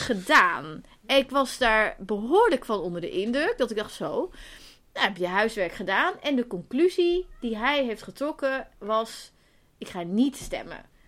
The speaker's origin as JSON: {"language": "Dutch", "region": "Zeeland", "country": "Netherlands", "moved": "yes", "lives_now": "Amsterdam, Netherlands", "said": "Ik kom uit Zeeland en mijn familie woont daar nog."}